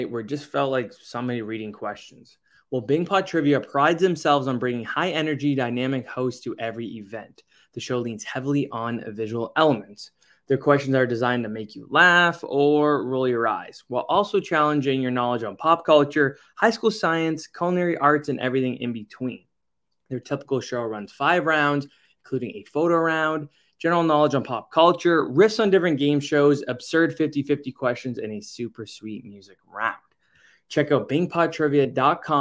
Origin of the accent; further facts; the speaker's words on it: Bowmanville, Ontario, Canada; I'm obviously from Bowmanville